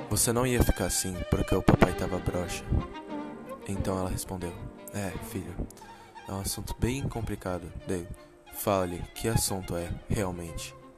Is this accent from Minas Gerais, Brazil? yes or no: no; São Paulo, Brazil; moved away; also born or lived in Japan; Nasci em São Paulo, São Mateus. Morei um tempo no Japão com a minha família.